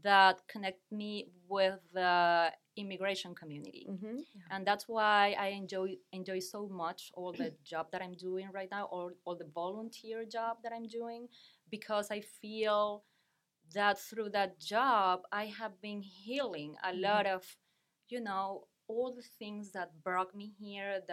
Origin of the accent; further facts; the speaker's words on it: Caracas, Capital District, Venezuela; English is a second language; moved away as an adult; now in Wilmington, United States; I arrived to the United States 5 years ago, directly from Caracas, the capital.